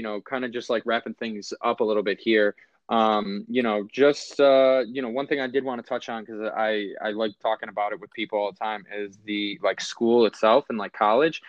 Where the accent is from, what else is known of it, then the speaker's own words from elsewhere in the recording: Buffalo, New York, United States; being from Buffalo, diehard Bills fan